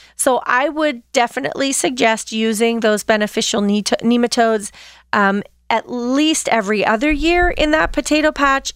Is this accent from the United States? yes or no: yes; Pennsylvania, United States; I grew up in Pennsylvania, Dutch territory